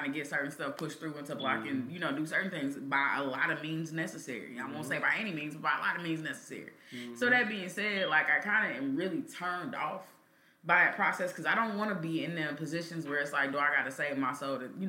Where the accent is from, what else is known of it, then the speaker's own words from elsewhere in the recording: Kansas City, Missouri, United States; growing up in Kansas City